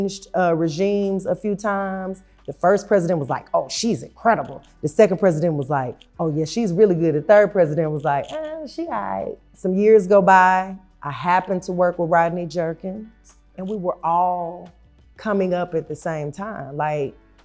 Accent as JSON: {"language": "English", "town": "Tulsa", "region": "Oklahoma", "country": "United States", "tie": "born or raised there", "said": "I was born and raised in Tulsa, Oklahoma."}